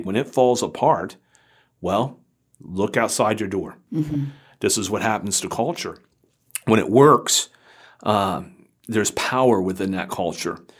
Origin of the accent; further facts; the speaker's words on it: Florida, United States; I grew up in Florida